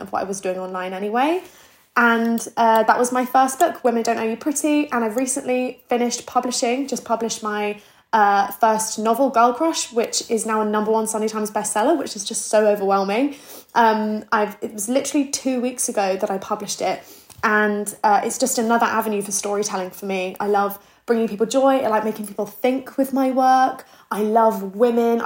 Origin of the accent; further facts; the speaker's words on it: Plymouth, South West England, United Kingdom; moved away as an adult; now in London, United Kingdom; I grew up in Plymouth. So I'm 23 years old. I moved to London maybe 4 or 5 years ago.